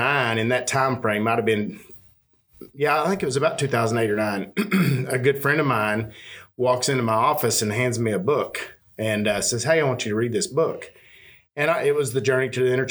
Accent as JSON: {"language": "English", "region": "Panhandle of Texas", "country": "United States", "tie": "born or raised there", "also_born_or_lived": "Central Arkansas / Northwest Arkansas", "moved": "yes", "lives_now": "Arkansas, United States", "said": "I was born and partially raised in the Panhandle of Texas"}